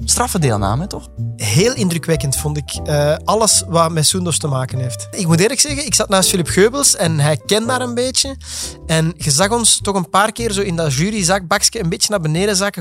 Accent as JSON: {"language": "Dutch", "area": "Flemish Brabant", "region": "Flanders", "country": "Belgium", "accent": "Flemish; Flemish-Brabant", "said": "door mijn Vlaams accent."}